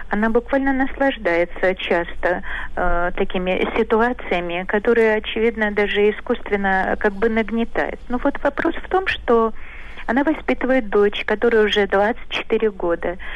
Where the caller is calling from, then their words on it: Saint Petersburg, Russia; я из Петербурга.